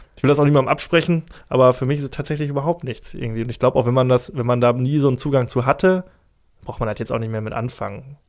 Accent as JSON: {"language": "German", "town": "Essen", "region": "North Rhine-Westphalia", "country": "Germany", "said": "ich komme aus dem Essener Süden"}